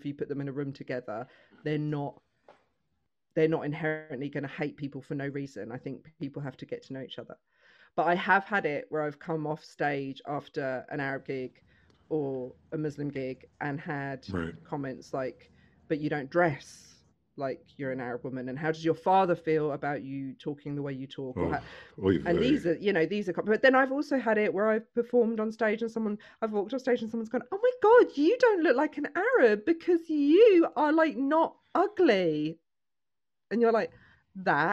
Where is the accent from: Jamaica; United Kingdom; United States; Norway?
United Kingdom; now in Milton Keynes, United Kingdom; growing up in the UK